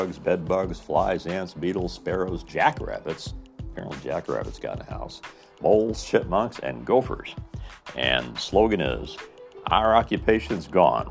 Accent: Mitchell, United States; In my hometown, in Mitchell

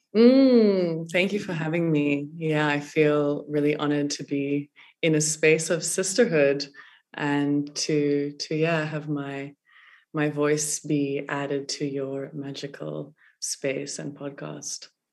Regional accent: South Africa; growing up in South Africa

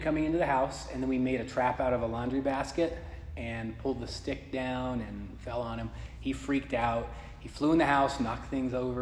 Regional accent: Aurora, Colorado, United States; also born or lived in Denver / Morrison / Lakewood / Arvada; I was born in Denver and then lived in Morrison, Lakewood, Arvada, and then Aurora, and then here.

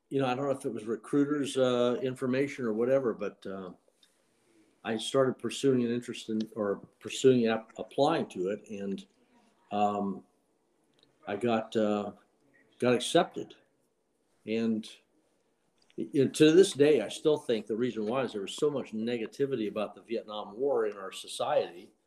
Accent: Miami, Florida, United States; Uh, Miami, Florida.

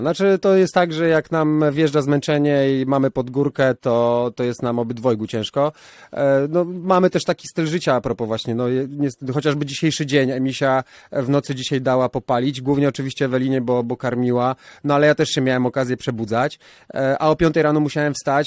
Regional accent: Warsaw, Masovian Voivodeship, Poland; wychowałem się na chomiczówce

